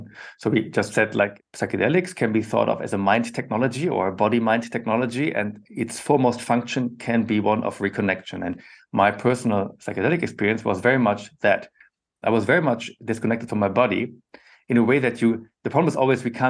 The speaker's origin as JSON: {"language": "English", "region": "western Germany", "country": "Germany", "tie": "born or raised there", "said": "I was born and grew up in Germany, in Western Germany, close to the Dutch border"}